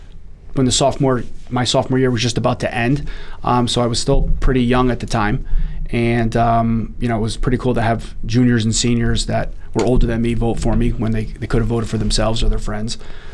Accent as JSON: {"language": "English", "town": "East Haven", "region": "Connecticut", "country": "United States", "tie": "born or raised there", "said": "I was a local kid. I grew up in East Haven, played high school hockey there."}